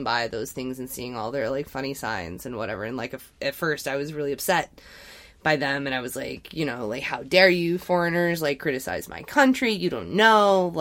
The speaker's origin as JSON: {"language": "English", "region": "Texas", "country": "United States", "said": "when people found out I was from Texas and they called me … at the bar that I worked"}